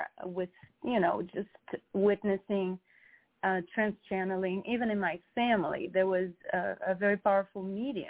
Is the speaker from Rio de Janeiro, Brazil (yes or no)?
yes; Rio de Janeiro, Brazil; moved away; growing up in Brazil I grew up very freely